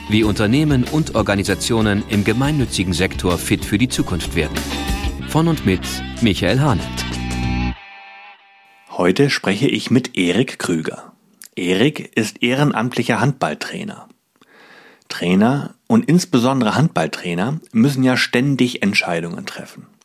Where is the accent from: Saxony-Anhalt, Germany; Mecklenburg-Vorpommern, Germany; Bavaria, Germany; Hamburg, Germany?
Mecklenburg-Vorpommern, Germany; Stralsund; born there; Nee, ähm, ich komme gebürtig eigentlich aus Stralsund.